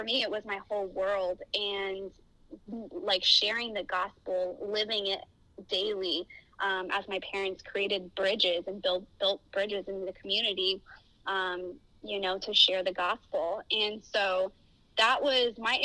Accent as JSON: {"language": "English", "town": "Miami", "region": "Florida", "country": "United States", "tie": "born or raised there", "moved": "as an adult", "lives_now": "Orange County, United States", "said": "I grew up in Miami, Florida, where my parents were pastors at a church and missionaries"}